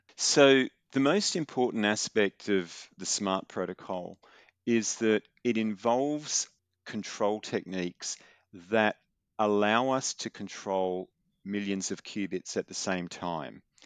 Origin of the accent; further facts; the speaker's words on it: Newcastle, New South Wales, Australia; I was, uh, born and grew up in, uh, north of Sydney, a town called Newcastle